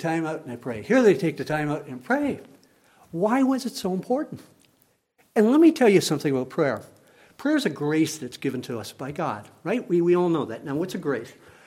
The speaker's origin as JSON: {"language": "English", "country": "Canada", "said": "I am a Canadian citizen"}